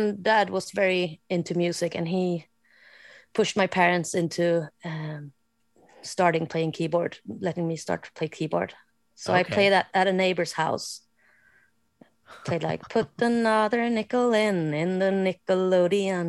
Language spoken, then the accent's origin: English; Småland, Sweden; English is a second language; I grew up in Småland